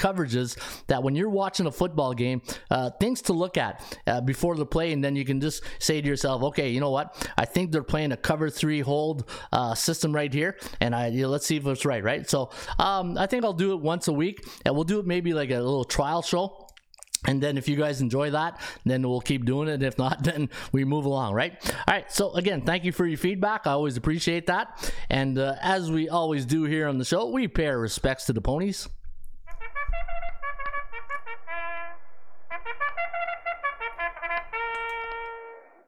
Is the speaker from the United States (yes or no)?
no; Canada; also born or lived in Ottawa; I'm sitting here in Ottawa. We're not really that close to the North Pole, but hey, I'm still Canadian